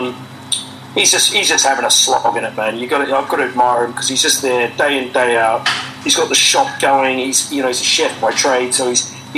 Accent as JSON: {"language": "English", "country": "New Zealand", "moved": "yes", "lives_now": "United Kingdom", "said": "I'm from New Zealand"}